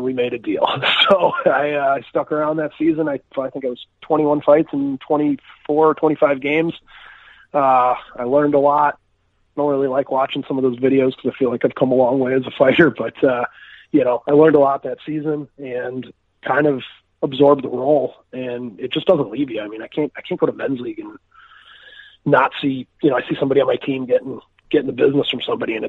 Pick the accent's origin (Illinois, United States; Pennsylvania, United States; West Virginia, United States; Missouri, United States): Illinois, United States; Chicago; also born or lived in Stockholm, Sweden; I'm from Chicago, Illinois. I grew up here playing you know, travel hockey